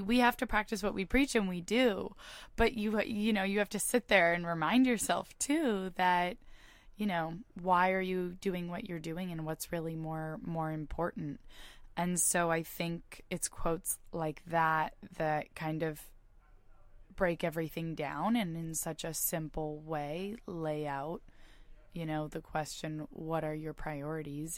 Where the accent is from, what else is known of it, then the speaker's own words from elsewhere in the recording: Bay Area, California, United States; I'm from the Bay Area. I went to high school in the Bay Area